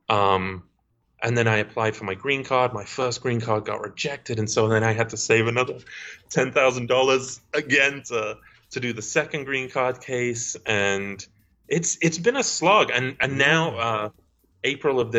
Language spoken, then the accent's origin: English; Stoke-on-Trent, West Midlands, United Kingdom; accent: Stoke-on-Trent; Maybe I'm from Stoke on Trent. Yeah. Uh, so if I talk to my parents over Skype, then